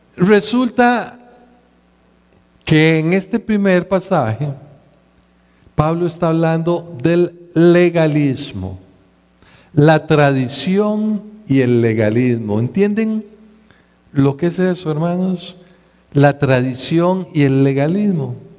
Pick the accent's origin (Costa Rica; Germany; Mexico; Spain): Costa Rica